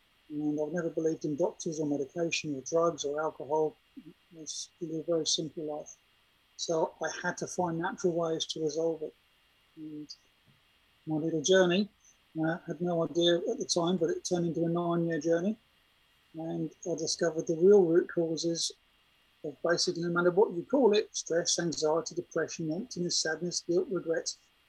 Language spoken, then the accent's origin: English; Germany; I'd seen people commit suicide when I grew up in Germany